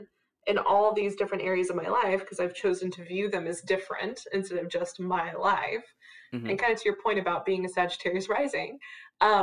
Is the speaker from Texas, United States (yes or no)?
yes; Texas, United States; I'm from Texas